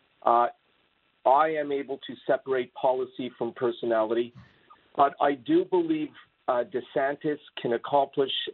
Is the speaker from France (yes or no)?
no; Canada; also born or lived in Montreal, Canada; I am from Justin Trudeau land